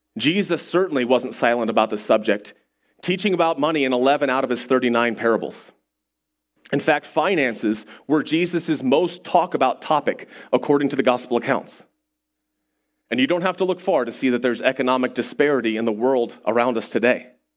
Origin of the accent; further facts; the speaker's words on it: United States; as an American